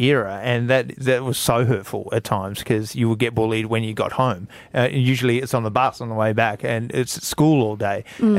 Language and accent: English; Burnie, Tasmania, Australia; now in Hobart, Australia; growing up in Burnie